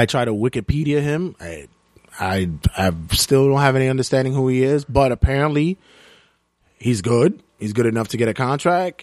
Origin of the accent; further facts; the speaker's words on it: New York City, New York, United States; Being a New Yorker